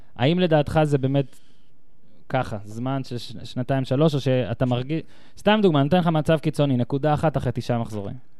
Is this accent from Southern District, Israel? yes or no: no; Northern District, Israel; moved away as an adult; also born or lived in central Israel; גדלתי בצפון